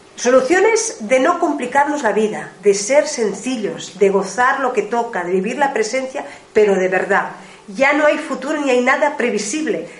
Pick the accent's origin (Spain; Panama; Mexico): Spain; Ebro Delta, Catalonia; la zona del Ebro, eh, del delta del Ebro, de donde nosotros, de donde yo vengo